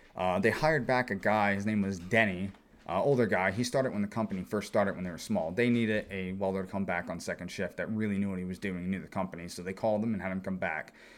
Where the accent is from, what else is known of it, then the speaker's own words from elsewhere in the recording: eastern Pennsylvania, United States; grew up in this area, Pennsylvania, eastern Pennsylvania